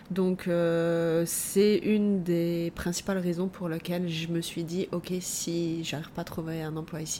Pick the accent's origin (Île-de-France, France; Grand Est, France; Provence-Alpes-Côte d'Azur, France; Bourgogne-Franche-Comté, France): Grand Est, France; Moselle; now in Montreal, Canada; plus précisément de Moselle, proche entre Metz et le Luxembourg.